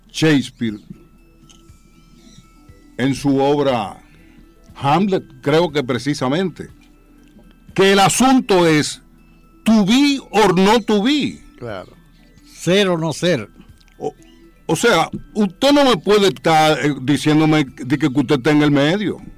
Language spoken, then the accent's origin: Spanish; Santo Domingo, Distrito Nacional, Dominican Republic; yo no solamente nací en San Carlos, yo nací en las cinco esquinas. Abreu número 57